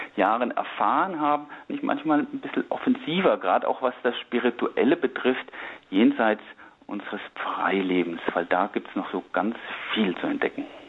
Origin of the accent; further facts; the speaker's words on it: Lower Franconia near Würzburg, Bavaria, Germany; now in Berlin, Germany; ich bin im katholischen Unterfranken bei Würzburg aufgewachsen